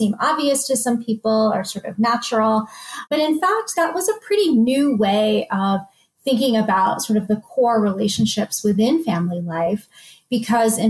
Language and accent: English; United States; I am of Indian origin. And so I think, though I did grow up in the United States